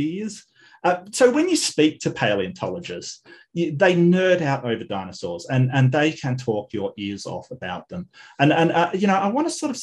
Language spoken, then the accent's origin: English; Western Australia, Australia; my home state up north in Broome